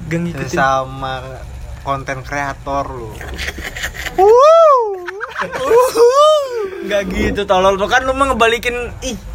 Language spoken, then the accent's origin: Indonesian; Serang, Banten, Indonesia; accent: Serang; belum pada tahu ya kita nih dari Serang